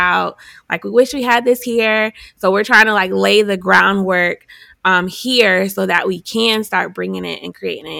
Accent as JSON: {"language": "English", "town": "Buffalo", "region": "New York", "country": "United States", "moved": "as an adult", "lives_now": "Hampton Roads, United States", "said": "I'm originally from Buffalo, New York, and I came here because I went to Hampton, and then went to ODU for grad school"}